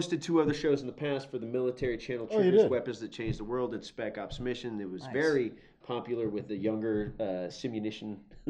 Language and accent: English; Azores, Portugal; born there; My dad was in the military. I was born in the Azores, which, Lodges Field Air Force Base.